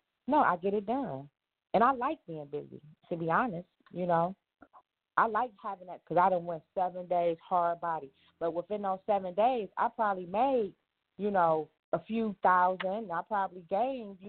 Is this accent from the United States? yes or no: yes; Detroit, Michigan, United States; moved away; also born or lived in Atlanta / New York / Las Vegas / California; I'm from Detroit. But I've lived in Atlanta, New York, Vegas, and California